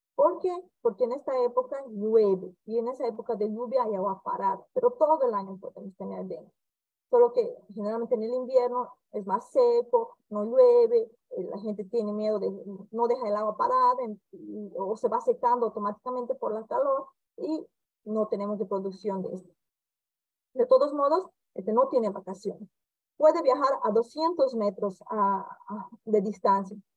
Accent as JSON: {"language": "Spanish", "country": "Bolivia", "moved": "yes", "lives_now": "Campo Grande, Brazil", "said": "soy médica boliviana, ejerzo mi especialidad como infectóloga aquí en el Brasil, en el estado de Mato Grosso do Sul, en la ciudad de Campo Grande"}